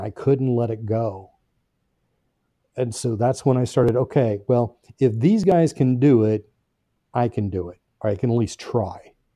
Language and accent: English; Brownsburg, Indiana, United States; I grew up in Brownsburg, Indiana, which is a little northwest of, uh, Indianapolis